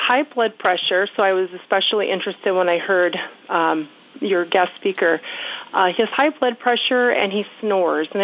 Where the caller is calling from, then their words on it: Minneapolis, Minnesota, United States; I'm calling from Minneapolis, just north of Minneapolis